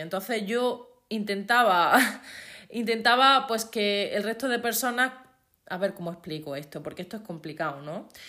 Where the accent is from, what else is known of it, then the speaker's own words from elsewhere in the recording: Andalusia, Spain; accent: Andalusian; yo soy andaluza. Los que seáis de fuera de España, pues Andalucía es eh, la parte del sur de España y tenemos un acento pues diferente